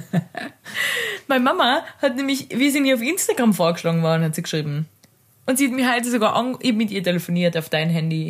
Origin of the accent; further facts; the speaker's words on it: Carinthia, Austria; ich bin aus Kärnten